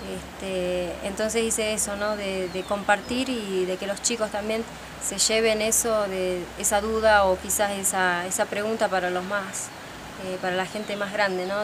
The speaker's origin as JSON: {"language": "Spanish", "town": "San Antonio de los Cobres", "region": "Salta", "country": "Argentina", "tie": "born or raised there", "said": "soy de San Antonio de los Pobres, nací acá."}